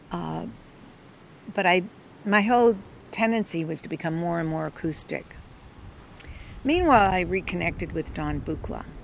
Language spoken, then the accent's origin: English; East Coast, United States; I was from the East, so